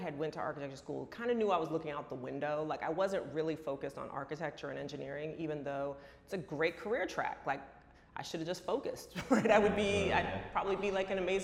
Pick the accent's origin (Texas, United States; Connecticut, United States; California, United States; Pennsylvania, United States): California, United States; San Francisco; moved away; also born or lived in New York / Los Angeles; I was born here in New York, but I was raised in San Francisco, so I'm a California girl.